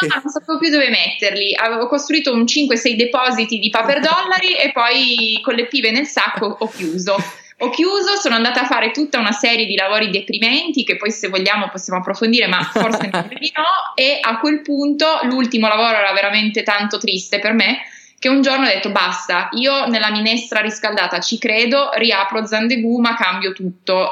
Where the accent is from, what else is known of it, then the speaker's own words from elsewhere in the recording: Turin, Piedmont, Italy; Io sono di Torino e infatti in questo momento sono, sono qua